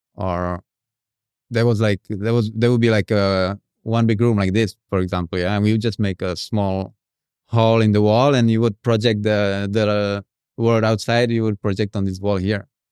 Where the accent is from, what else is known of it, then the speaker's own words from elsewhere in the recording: Prague, Czechia; moved away as an adult; now in Indonesia; I'm from Czech Republic